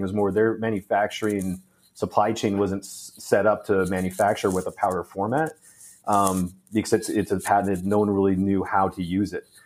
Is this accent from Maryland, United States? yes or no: no; Phoenix, Arizona, United States; also born or lived in Canada; I grew up in the Phoenix area